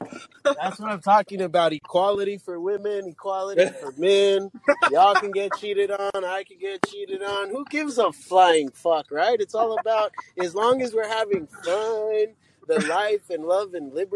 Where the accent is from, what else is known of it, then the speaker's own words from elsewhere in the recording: Los Angeles, California, United States; I grew up in California. I'm a native of East Los Angeles.